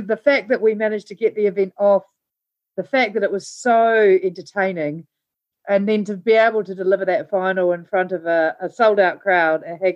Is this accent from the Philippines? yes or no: no; New Zealand; also born or lived in Blenheim, New Zealand; I was born in Blenheim, which is the top end of the South Island here in New Zealand, and moved around a lot as a kid, around different kind of rural parts of New Zealand